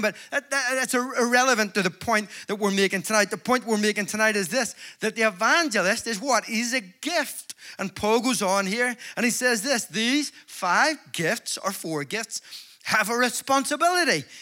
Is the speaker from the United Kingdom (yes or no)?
yes; Belfast, Northern Ireland, United Kingdom; I'm from Belfast